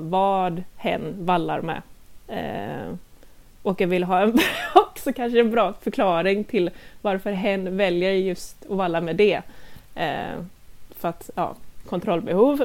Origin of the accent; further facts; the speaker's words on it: Gothenburg, Västra Götaland, Sweden; moved away as an adult; now in Lilla Edet, Sweden; jag är dock ursprungligen från Göteborg eh, så jag flyttade hit med min kära sambo Christian för ungefär två år sedan